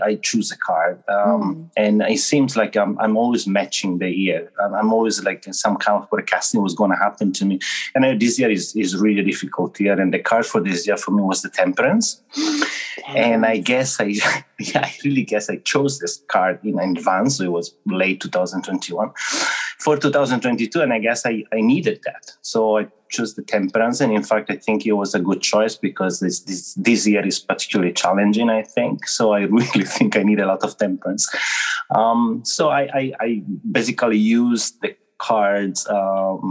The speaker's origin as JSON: {"language": "English", "town": "Ferrara", "region": "Emilia-Romagna", "country": "Italy", "moved": "yes", "lives_now": "Tokyo, Japan", "said": "I'm from Italy, actually from Ferrara, which is a town close to between Bologna and Venice."}